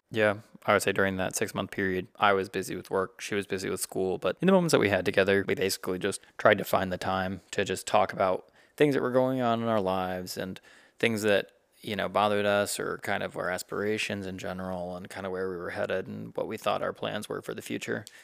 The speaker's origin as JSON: {"language": "English", "region": "South Carolina", "country": "United States", "tie": "born or raised there", "also_born_or_lived": "Ohio / Texas / Georgia", "moved": "as an adult", "said": "we were raised in the South Carolina area as kids"}